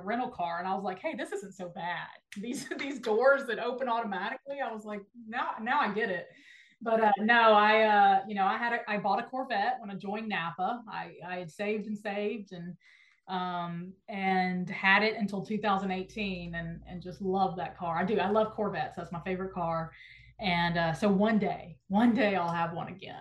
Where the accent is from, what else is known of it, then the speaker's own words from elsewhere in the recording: Nashville, Tennessee, United States; you love my hometown. So I love that you talk about Nashville